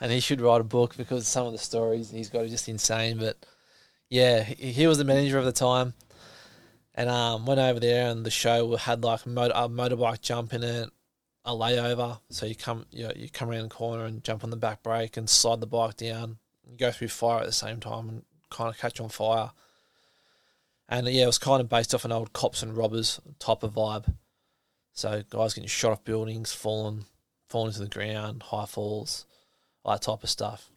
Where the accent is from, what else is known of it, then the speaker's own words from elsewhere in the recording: Nelson Bay, New South Wales, Australia; I'm from Nelson Bay. That's where I grew up.